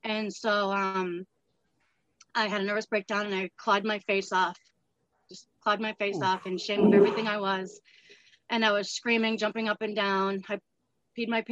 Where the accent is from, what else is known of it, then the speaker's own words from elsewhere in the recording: Massachusetts, United States; also born or lived in Southern New Hampshire; now in New Hampshire, United States; I was born and I grew up in Massachusetts, and I've been in Southern New Hampshire the rest of my life.